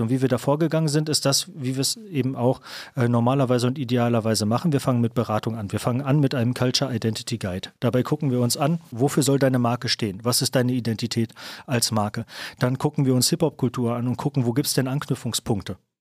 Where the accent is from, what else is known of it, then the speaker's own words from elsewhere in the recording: Kamen, North Rhine-Westphalia, Germany; moved away; also born or lived in Düsseldorf; dass ich aus Kamen komme